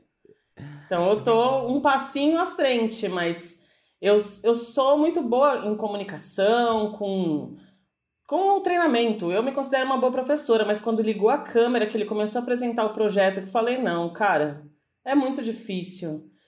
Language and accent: Portuguese; São Paulo, Brazil; Aqui em São Paulo, que a gente é de São Paulo